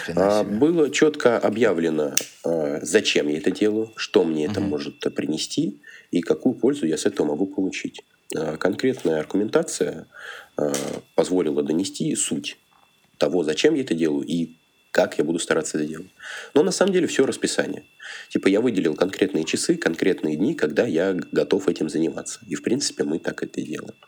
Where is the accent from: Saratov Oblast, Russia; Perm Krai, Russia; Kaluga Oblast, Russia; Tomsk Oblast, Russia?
Kaluga Oblast, Russia; Kaluga; moved away as an adult; now in Moscow, Russia; Я родом с Калуги. Уже третий год учусь и живу в Москве